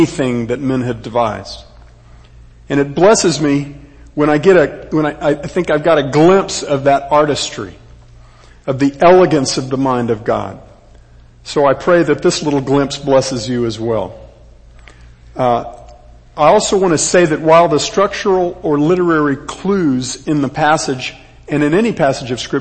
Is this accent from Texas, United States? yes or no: yes; Texas, United States; I am a Texan, third generation